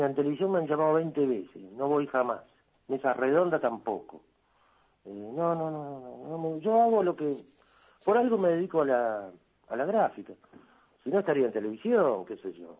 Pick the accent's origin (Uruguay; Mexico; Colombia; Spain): Uruguay; La Paz, Canelones; moved away as an adult; trabajaba de mozo en una pizzería, ahí en La Paz, mi pueblo